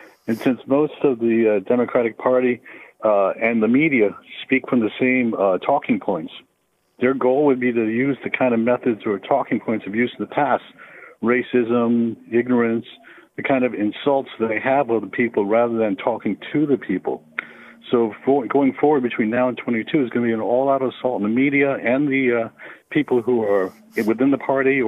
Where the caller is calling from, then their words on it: Long Beach, California, United States; I'm actually calling from I'm actually calling from Long Beach, California.